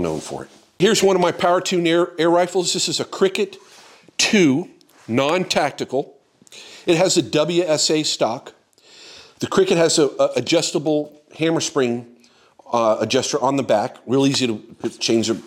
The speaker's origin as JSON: {"language": "English", "region": "Florida", "country": "United States", "tie": "born or raised there", "said": "I grew up in Florida"}